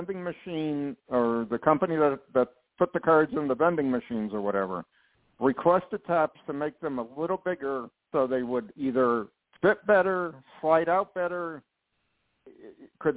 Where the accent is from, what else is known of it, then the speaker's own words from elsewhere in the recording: North Branford, Connecticut, United States; I grew up in Connecticut, North Branford, Connecticut